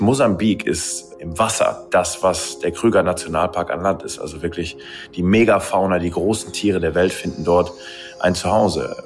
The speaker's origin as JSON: {"language": "German", "area": "Ruhr area", "region": "North Rhine-Westphalia", "country": "Germany", "said": "Ich komme aus dem Ruhrgebiet"}